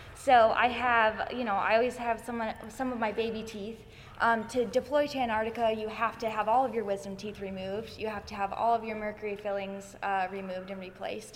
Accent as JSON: {"language": "English", "town": "Atlanta", "region": "Georgia", "country": "United States", "tie": "born or raised there", "said": "I grew up in Atlanta"}